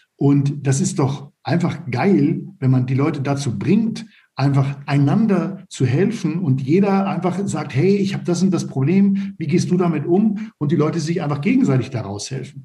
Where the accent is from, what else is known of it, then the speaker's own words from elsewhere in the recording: Northern Germany, Germany; moved away as an adult; also born or lived in Stade / Erlangen; Ich komme aus Norddeutschland